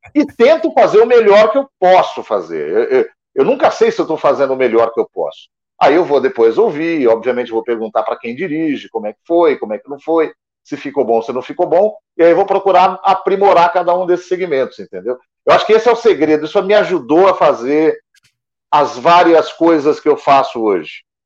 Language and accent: Portuguese; Guarulhos, São Paulo, Brazil; now in São Paulo, Brazil; Eu é, sou de Guarulhos, que é na Grande São Paulo aqui, do ah. lado. Hoje eu moro na capital mesmo, mas eu sou de Guarulhos, na Grande São Paulo